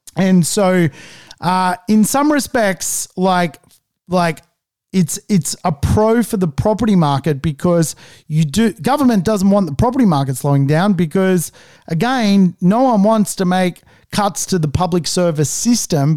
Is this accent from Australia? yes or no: yes; Australia